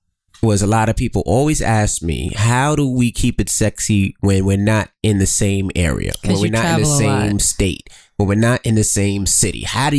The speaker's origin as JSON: {"language": "English", "town": "New York City", "region": "New York", "country": "United States", "tie": "born or raised there", "said": "Well, I'm from Queens."}